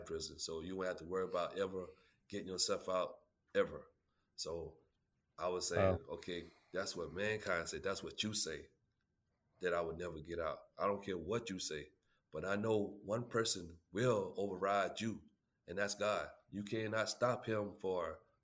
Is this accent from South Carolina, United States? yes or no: yes; Holly Hill, South Carolina, United States; I was born and raised in Holly Hill, South Carolina